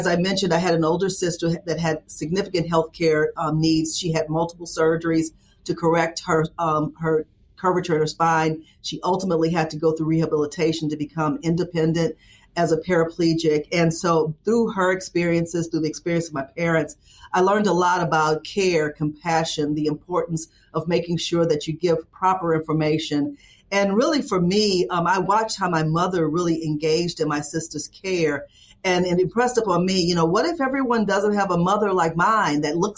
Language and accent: English; Baton Rouge, Louisiana, United States; I'm originally from Baton Rouge, Louisiana, and I always tell people if they're looking for the Cajun accent, you might not hear it.